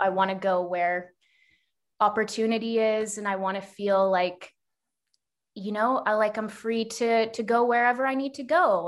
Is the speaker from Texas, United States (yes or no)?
yes; Texas, United States; moved away as an adult; also born or lived in New York; now in Canada; while I live in Canada now, um, I actually grew up in Texas